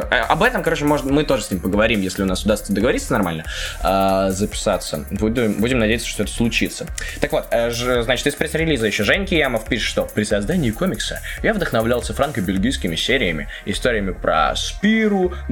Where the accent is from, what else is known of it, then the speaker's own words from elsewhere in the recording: Minsk, Belarus; Я сам из Минска, и даже там начал выходить локальный проект.